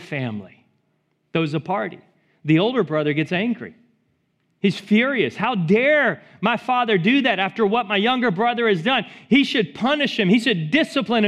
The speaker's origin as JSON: {"language": "English", "region": "Texas", "country": "United States", "tie": "born or raised there", "said": "I grew up in Texas, loved country music"}